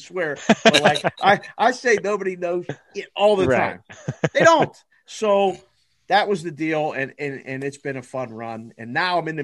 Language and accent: English; Pittsburgh, Pennsylvania, United States; moved away as an adult; also born or lived in Las Vegas, Nevada; I'm from Pittsburgh because I was born and raised there